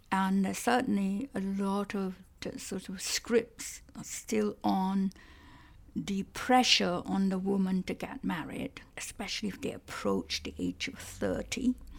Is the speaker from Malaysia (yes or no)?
yes; Malaysia; first language Cantonese; English is a second language; moved away as an adult; also born or lived in Strasbourg, France; now in United Kingdom; when I was a child growing up in Malaysia